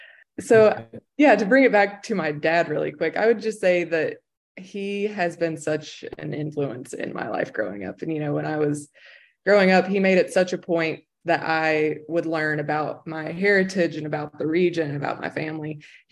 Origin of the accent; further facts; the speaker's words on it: Appalachia, United States; accent: Appalachian; being Appalachian was almost something I had to like overcome. That like I had this accent and like people were going to think I was stupid because of the way that I sounded.